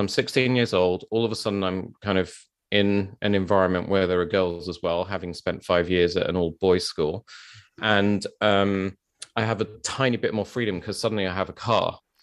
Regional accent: London, United Kingdom; I grew up in South London

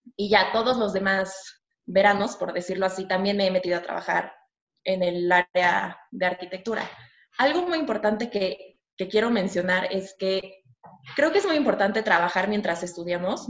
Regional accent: Mexico; yo nací aquí en México, eh, tengo un hermano más chico que yo, le llevo dos años, hemos vivido aquí toda, mi, toda nuestra vida

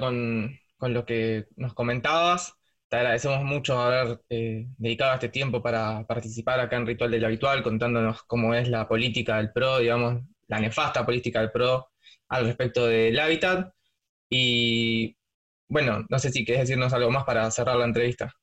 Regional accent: Buenos Aires, Argentina; yo soy de Parque Patricios

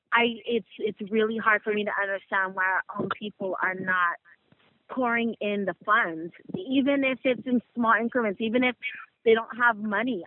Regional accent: the Bay Area, California, United States; moved away; we're from the Bay

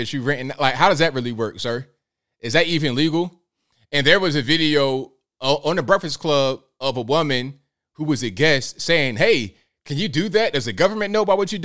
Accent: Norfolk, Virginia, United States; I'm from Virginia, Norfolk

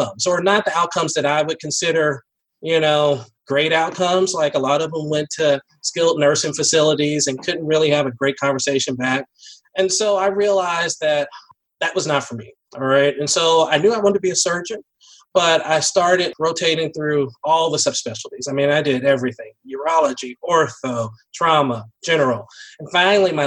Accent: Nashville, Tennessee, United States; moved away; I grew up in Nashville, and at that time, it was pretty small

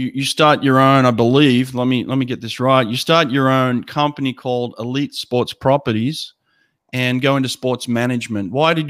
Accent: Australia; growing up in Australia

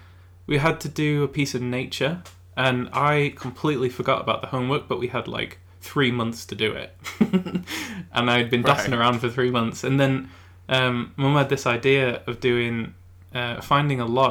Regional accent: England, United Kingdom; accent: English; my real accent is English

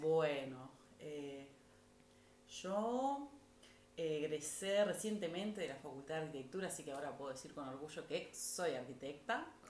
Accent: Montevideo, Uruguay; los padres de mis abuelos también son uruguayos

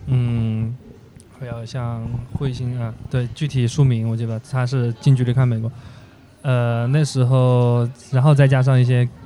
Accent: Sichuan, China; now in Hangzhou, China; 我们在的那个四川的十八线小县城

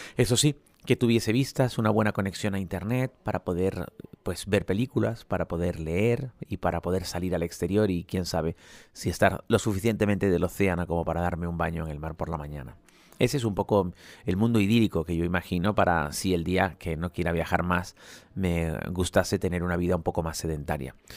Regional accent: Spain

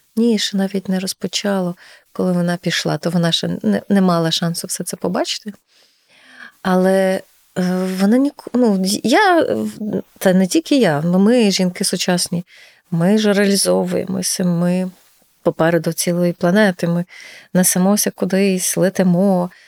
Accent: Ternopil Oblast, Ukraine; now in Lviv, Ukraine; у нас на Тернопільщині

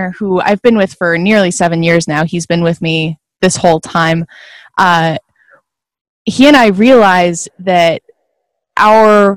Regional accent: Midwest, United States; moved away as an adult; also born or lived in Eastern Washington; now in Idaho, United States; I grew up in the Midwest

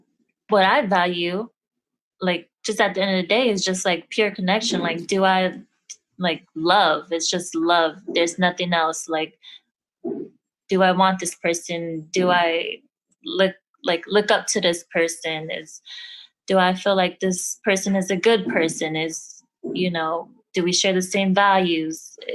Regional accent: Midwest, United States; I'm from the Midwest.

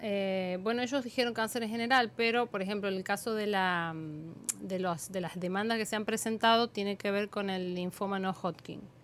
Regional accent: Argentina; now in Dominican Republic; en mi país, en Argentina.

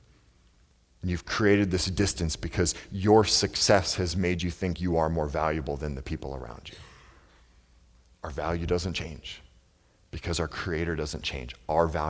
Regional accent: the Northwest, Pacific Northwest, United States; I grew up in the Northwest

